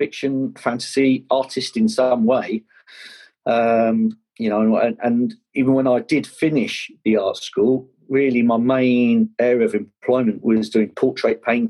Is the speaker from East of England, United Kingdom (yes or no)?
no; Kent, South East England, United Kingdom; I grew up down in Kent